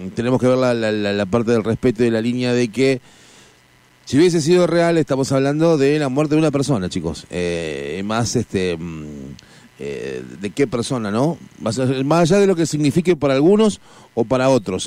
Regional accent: Argentina

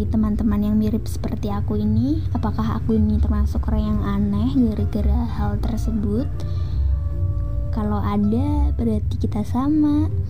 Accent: Indonesia; first language Javanese; Indonesian is a second language; aku cukup bangga sih sama bahasa daerahku sendiri juga yaitu bahasa Jawa

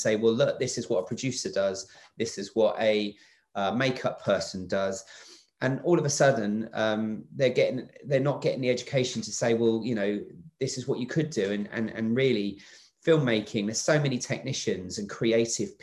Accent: England, United Kingdom; moved away as an adult; now in Wales, United Kingdom; I'm from England. I came down here to set up and work on Doctor Who the first time back in 2004, 2005, and I haven't left

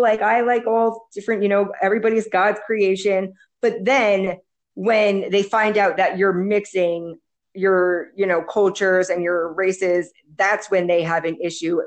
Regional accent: United States; moved away as an adult; now in El Salvador; I'm from the United States.

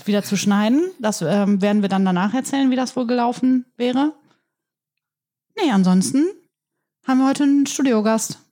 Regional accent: Germany; Ich bin ja in der Lamberti-Gemeinde groß geworden

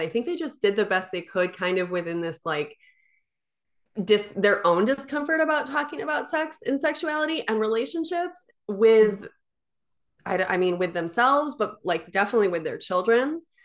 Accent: Midwest, United States; I grew up in the Midwest

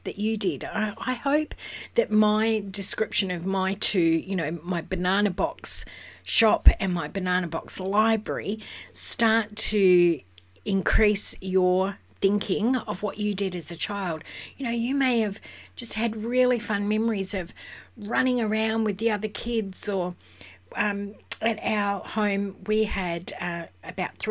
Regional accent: Western Australia, Australia; I'm from Western Australia

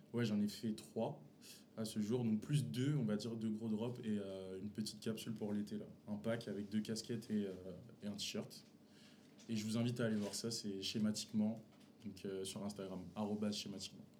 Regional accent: Paris region, Seine-Saint-Denis, Île-de-France, France; on vient tous de la région parisienne.

